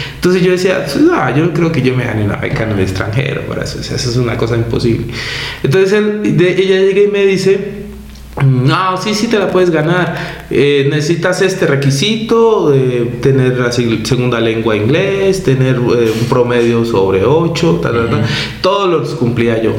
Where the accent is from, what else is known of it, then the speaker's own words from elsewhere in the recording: Colombia; moved away as an adult; now in Mexico; en mi país